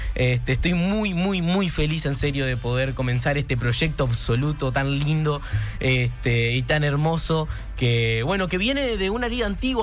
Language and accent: Spanish; Carmelo, Colonia, Uruguay; el coro Liceo número 2 de Carmelo, que para mí es un honor que vengan los chiquilines a cantar, porque yo formé parte